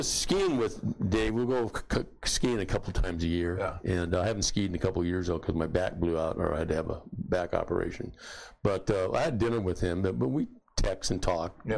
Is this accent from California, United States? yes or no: yes; San Diego, California, United States; I went down back home to San Diego and worked construction and stuff